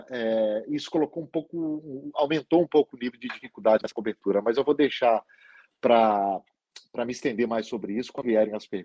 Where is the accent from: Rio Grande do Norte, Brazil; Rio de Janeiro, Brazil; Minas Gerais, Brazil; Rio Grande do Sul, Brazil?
Minas Gerais, Brazil; Lagoa Santa; also born or lived in Belo Horizonte; eu nasci em Belo Horizonte, mas minha família é de Conceição do Mato Dentro, eu me considero concessionense, embora tenha crescido em Lagoa Santa.